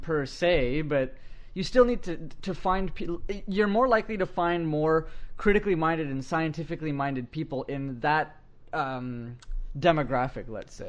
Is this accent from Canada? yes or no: yes; Canada; I'm glad I'm a Canadian.